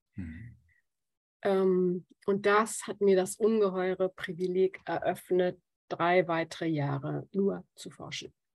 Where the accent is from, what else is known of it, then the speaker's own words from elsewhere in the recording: Germany; also born or lived in Australia; als Deutsche